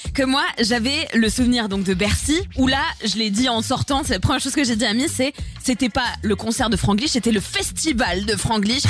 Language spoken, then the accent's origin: French; Bordeaux, Nouvelle-Aquitaine, France; Je viens de Bordeaux